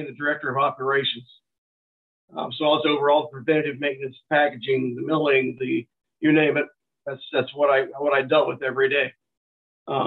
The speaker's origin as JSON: {"language": "English", "region": "northeast Missouri", "country": "United States", "tie": "born or raised there", "lives_now": "St. Joseph, United States", "said": "I grew up here in Missouri on the northeast corner, opposite side of the state that I'm currently"}